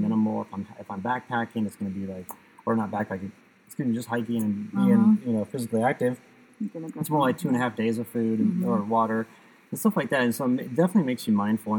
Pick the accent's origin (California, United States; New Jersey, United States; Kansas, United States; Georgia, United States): Kansas, United States; now in Colorado, United States; I'm from Kansas